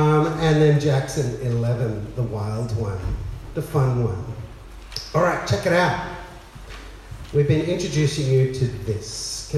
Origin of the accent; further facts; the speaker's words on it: Bangladesh; also born or lived in Adelaide, Australia / South India / Sydney, Australia; I was born in Adelaide, raised in Bangladesh as a missionary kid, went to boarding school in South India, settled back in Sydney